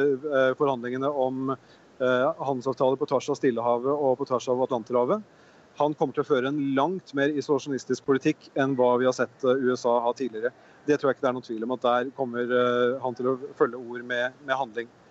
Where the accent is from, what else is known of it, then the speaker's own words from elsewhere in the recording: Norway; vi som nordmenn